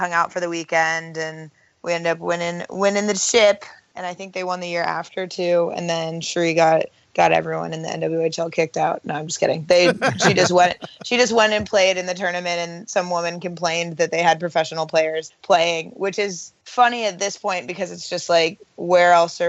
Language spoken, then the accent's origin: English; Bay Area, California, United States; moved away as an adult; also born or lived in Ithaca, New York; now in New York City, United States; growing up in the Bay Area.